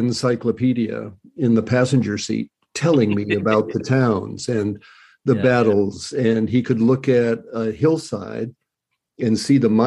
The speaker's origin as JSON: {"language": "English", "region": "Colorado", "country": "United States", "moved": "yes", "said": "I was originally from Colorado"}